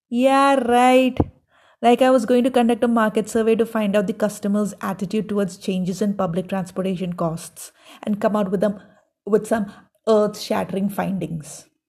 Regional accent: South India, India; I grew up in the South

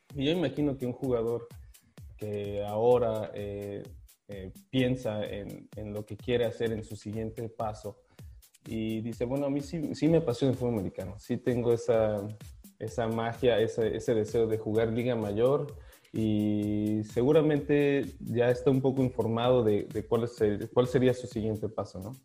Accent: Guadalajara, Jalisco, Mexico; moved away as an adult; also born or lived in Monterrey, Mexico; now in Prague, Czech Republic; empecé a jugar a los ocho años eh, eh, en Guadalajara, en Carneas de Guadalajara

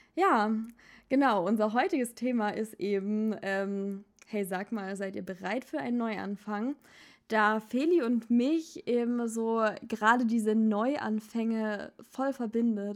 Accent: Baden-Württemberg, Germany; now in Berlin, Germany; ich bin keine Schwäbin, ich bin Badnerin.

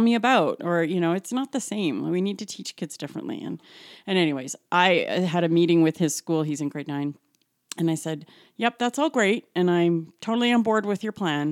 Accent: Calgary, Alberta, Canada; I was born and raised in Calgary

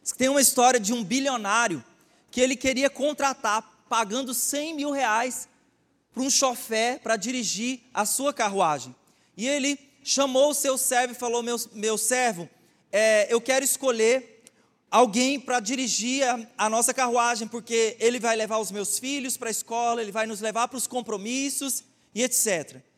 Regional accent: Goiás, Brazil; Eu sou goiano

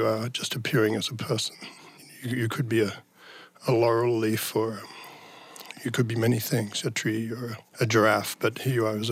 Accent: Tasmania, Australia; moved away; I'm from the south, because I'm originally from Tasmania

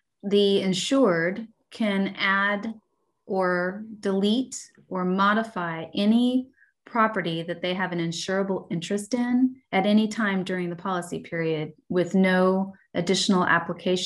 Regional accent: Dallas, Texas, United States; moved away as an adult; now in Austin, United States; we're from Dallas, the Dallas area

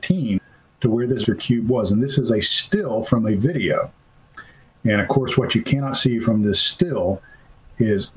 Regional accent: Florida, United States; moved away; I used to hunt in the Okefenokee with my father as a child. And I'm from Florida originally

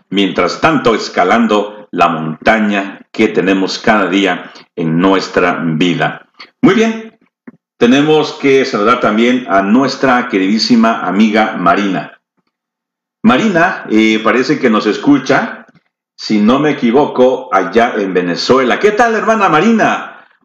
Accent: El Salvador; También nosotros somos de El Salvador.

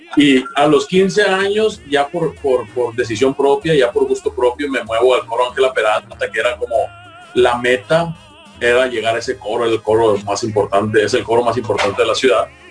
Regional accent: Mazatlán, Sinaloa, Mexico; que somos mazatlecos, sinaloenses

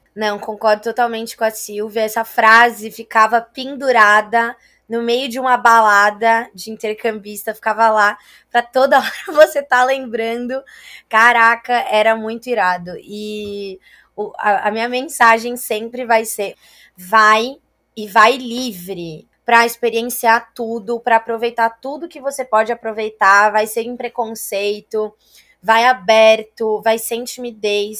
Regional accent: Brazil; moved away as an adult; also born or lived in Italy; sou brasileira

